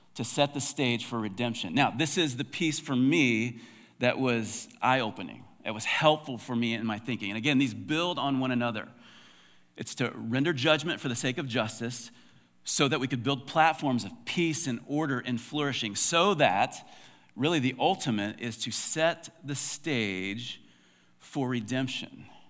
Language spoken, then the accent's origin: English; United States; as American Christians